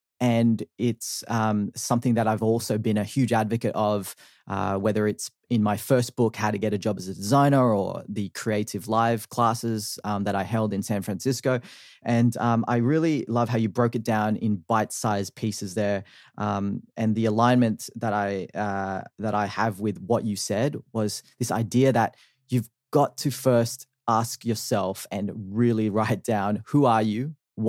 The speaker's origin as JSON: {"language": "English", "town": "Sydney", "region": "New South Wales", "country": "Australia", "tie": "born or raised there", "also_born_or_lived": "Philippines", "said": "I am a Filipino born 30-year-old who came to Australia when I was 8 months old with my family, grew up in Sydney, Australia"}